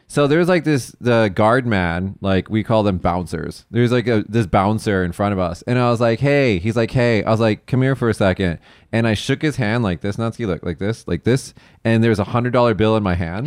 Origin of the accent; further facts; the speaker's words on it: Las Vegas, Nevada, United States; moved away; I'm from Las Vegas